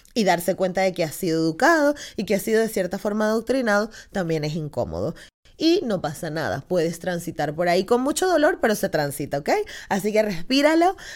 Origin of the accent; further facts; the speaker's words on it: Venezuela; now in Spain; soy de Venezuela